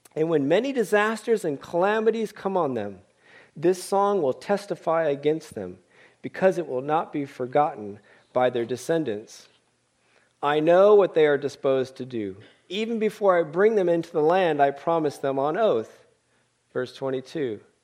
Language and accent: English; Oakland, California, United States; also born or lived in Berkeley / Tanzania; I was born in Berkeley, as Scott said and raised in Oakland